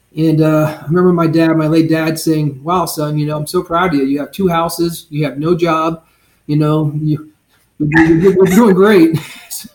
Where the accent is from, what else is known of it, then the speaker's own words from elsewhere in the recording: Blue Ridge Mountains, United States; now in Southwest Florida, United States; I grew up fishing in the Blue Ridge Mountains